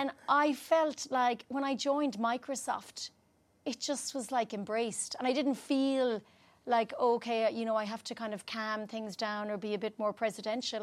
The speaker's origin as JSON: {"language": "English", "country": "Ireland", "also_born_or_lived": "United Kingdom", "moved": "as an adult", "said": "I'm Irish"}